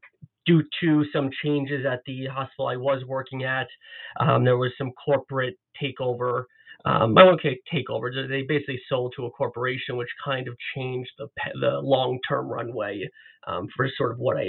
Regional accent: Long Island, New York, United States; moved away as an adult; also born or lived in Ithaca, New York / New Jersey / Manhattan, New York; now in Toronto, Canada; I'm actually originally from New York, and I was born and raised outside of New York City on Long Island, and I attended Cornell University for both my undergraduate and my graduate degrees.

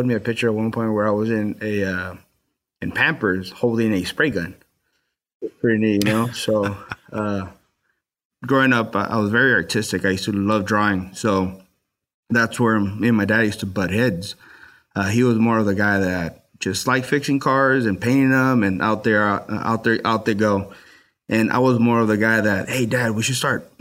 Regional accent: Los Angeles, California, United States; I grew up in Watts, so it was a really bad area.

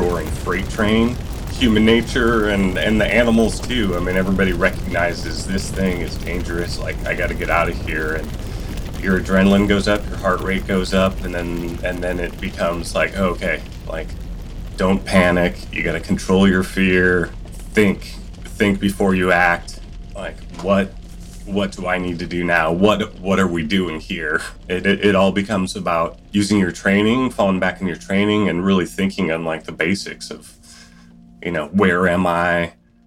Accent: Spearfish, South Dakota, United States; moved away as an adult; also born or lived in Alaska; I grew up in the Black Hills of South Dakota, spearfish

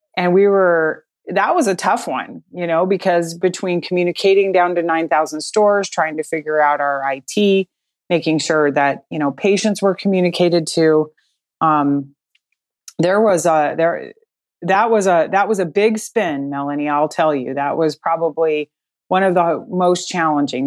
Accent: Colorado, United States; moved away as an adult; also born or lived in Midwest; I grew up in Colorado

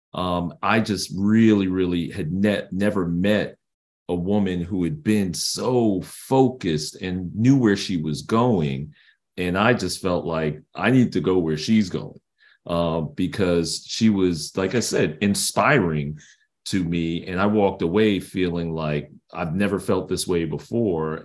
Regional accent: New York City, New York, United States; I grew up in Brooklyn, New York

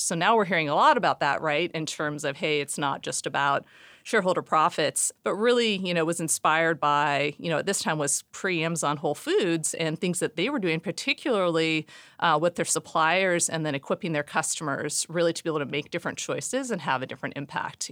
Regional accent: Seattle, Washington, United States; born and raised in Seattle

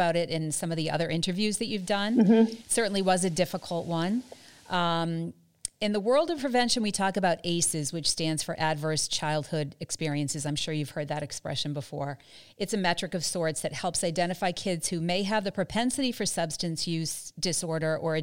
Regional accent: South Shore, Massachusetts, United States; I'm South Shore born and bred

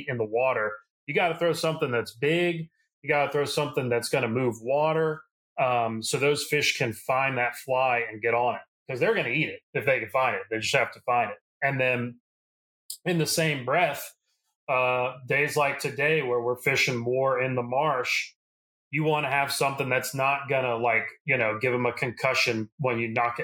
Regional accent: South Louisiana, United States; I'm from South Louisiana. I've grown up here my whole life.

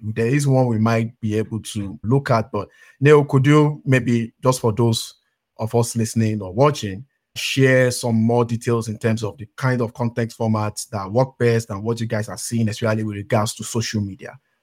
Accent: Nigeria; I come from Nigeria

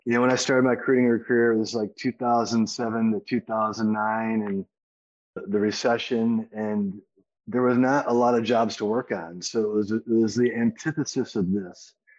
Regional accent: Kalamazoo, Michigan, United States; moved away; I'm originally also from the Midwest, from Kalamazoo, Michigan.

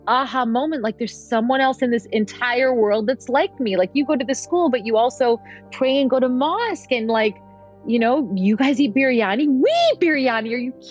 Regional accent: Mississauga, Ontario, Canada; I was raised in Mississauga

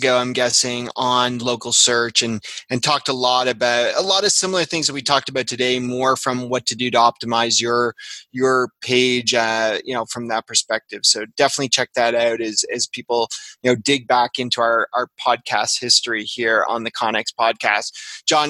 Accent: Toronto, Ontario, Canada; I'm from Toronto

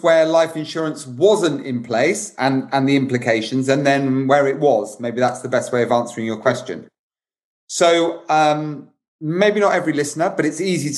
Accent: United Kingdom; as a Brit

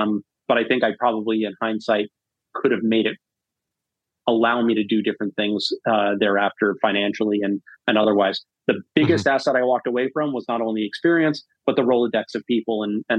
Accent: Northeast, United States; now in Massachusetts, United States; My wife and I we'd just gotten married. We were going to start a family, and we're both from the Northeast.

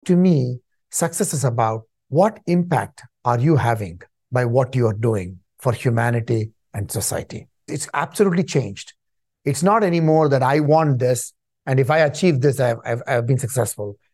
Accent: Chennai, Tamil Nadu, India; moved away as an adult; also born or lived in Canada; now in United States; I was born in Chennai, India, which used to be called Madras in those days

